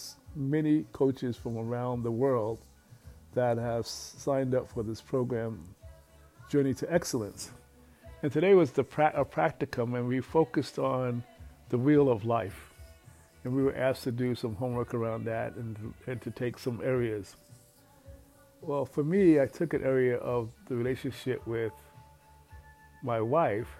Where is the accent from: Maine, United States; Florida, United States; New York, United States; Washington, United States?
New York, United States; New York City; growing up in Red Fern Projects